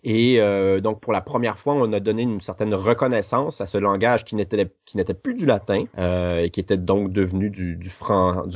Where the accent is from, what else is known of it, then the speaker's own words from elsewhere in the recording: Lac Saint-Jean, Quebec, Canada; Je suis né dans la ville de Québec, et mhm. puis, euh, j'ai passé toute mon, mon, enfance pardon, à environ 250 km au nord, euh, dans une région qui s'appelle le lac Saint-Jean